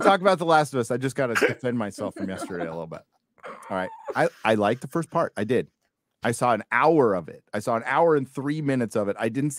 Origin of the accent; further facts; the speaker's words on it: United States; For one, she's Canadian and currently lives in Mexico, and I'm American.